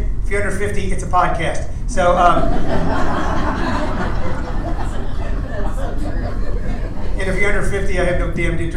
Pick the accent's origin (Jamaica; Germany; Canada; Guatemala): Guatemala; also born or lived in Los Angeles, United States; now in United States; I was born in Guatemala.